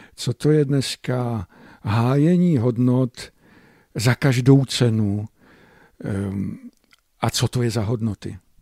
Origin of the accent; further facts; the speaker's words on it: Moravian Slovakia, Czechia; tady u nás na Slovácku